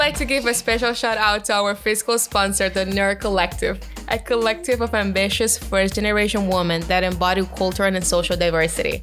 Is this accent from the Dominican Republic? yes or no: yes; Dominican Republic; moved away as an adult; now in United States; I was born and raised in the Dominican Republic, and I moved to the United States around six to seven years ago.